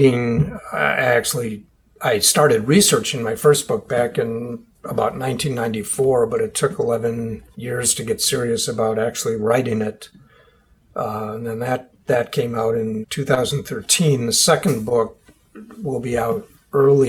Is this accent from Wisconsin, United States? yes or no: yes; Milwaukee, Wisconsin, United States; my hometown, which was Milwaukee, Wisconsin at the time